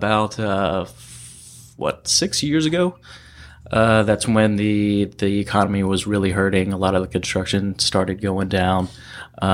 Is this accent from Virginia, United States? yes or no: yes; Virginia, United States; moved away as an adult; now in San Diego, United States; I grew up on the East Coast, Virginia, in the country.